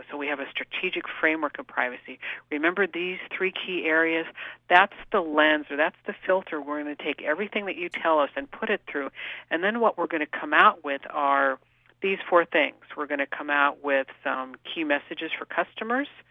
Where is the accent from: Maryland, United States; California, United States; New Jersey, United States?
California, United States; San Jose; I was actually born and raised in Northern California, in the Bay Area, in San Jose. So I'm truly a local kid.